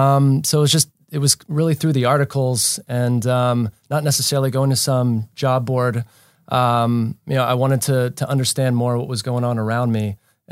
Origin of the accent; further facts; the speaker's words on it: Baltimore, Maryland, United States; now in Los Angeles, United States; I'm an East Coast boy. So I moved here from Baltimore, Maryland. So I made the big move.